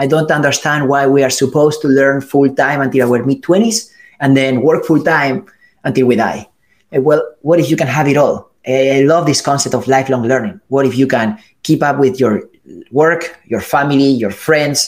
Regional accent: Spain; moved away as an adult; also born or lived in California; I'm from Spain

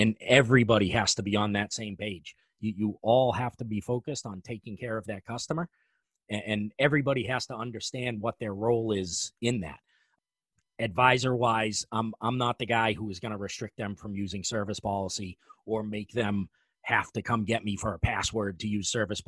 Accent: New England, United States; I'm from New England.

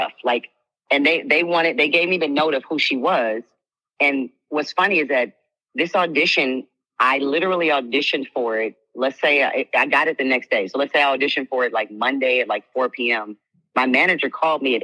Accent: Los Angeles, California, United States; I'm from Los Angeles

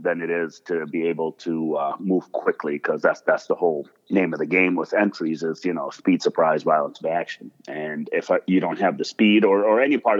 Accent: United States; also born or lived in Monrovia, Liberia / Lebanon; I grew up in America

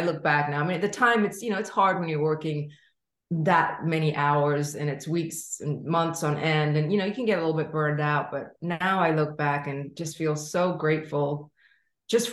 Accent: London, United Kingdom; moved away as an adult; also born or lived in New York; I grew up in London

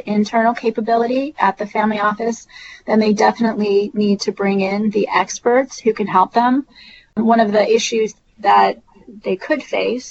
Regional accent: Silicon Valley, California, United States; So I'm originally from Silicon Valley. And so I grew up in the land of the venture capitalists

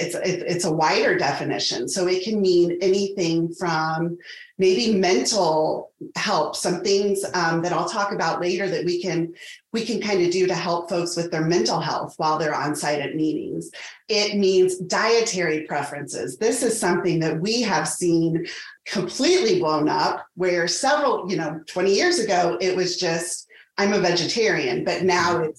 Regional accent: Indianapolis, Indiana, United States; also born or lived in Evansville, Indiana; now in Carmel, United States; I am originally from Indianapolis, moved back there after school. So currently I'm located in Carmel

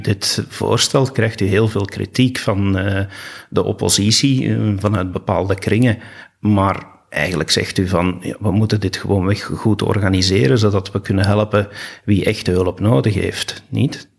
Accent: Belgium; wat wij als Belgen kunnen doen

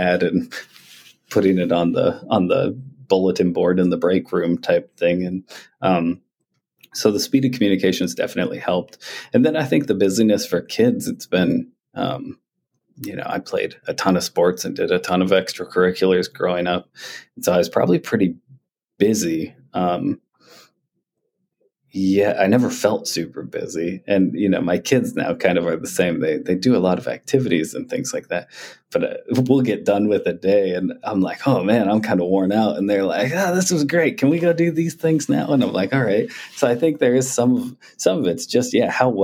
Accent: East Coast, United States; moved away; also born or lived in Montana; I grew up on the East Coast originally

